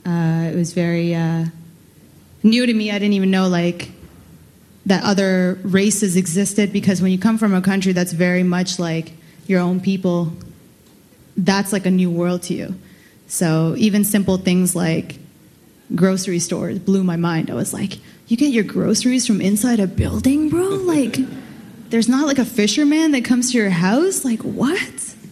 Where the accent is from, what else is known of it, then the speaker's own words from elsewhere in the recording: Karachi, Sindh, Pakistan; born there; moved away; Well, I was born in Pakistan, in Malir, and then to Karachi, to parents that are Bengali, and they're Bihari by way of Bangladesh, and Gujarat.